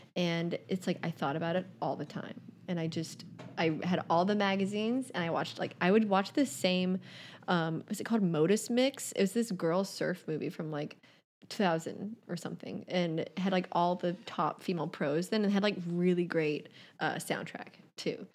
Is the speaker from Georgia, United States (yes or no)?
yes; Savannah, Georgia, United States; now in New York City, United States; growing up in Savannah, the waves on Tybee Island are just, like, not good.